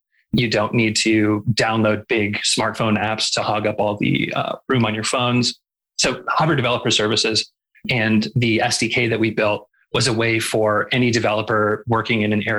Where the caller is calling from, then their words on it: Calgary, Alberta, Canada; I'm calling in from Calgary, which is in the Treaty 7 region of Southern Alberta.